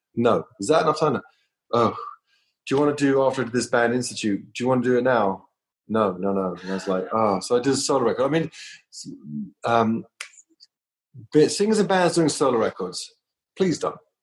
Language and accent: English; London, United Kingdom; moved away as an adult; I came from London.